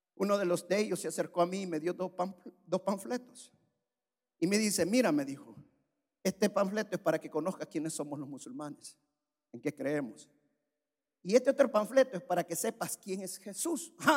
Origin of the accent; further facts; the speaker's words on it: El Salvador; En mi país hay un valle que es el valle de Giboa, es un valle precioso